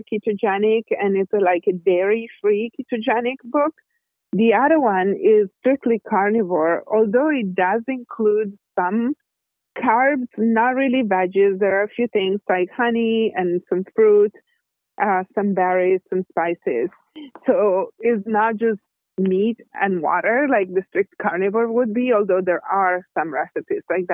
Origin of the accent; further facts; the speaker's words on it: Italy; I'm Italian. I was born and raised in Italy.